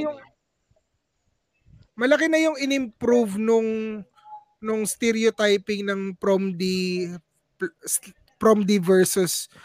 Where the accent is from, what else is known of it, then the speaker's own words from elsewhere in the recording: Visayas, Philippines; Tagalog is a second language; kaming mga Bisaya or kaming mga Cebuano or Bisaya in general.